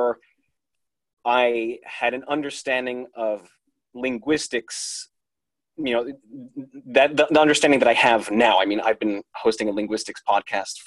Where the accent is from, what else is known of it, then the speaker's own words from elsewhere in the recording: United States; I was born in the States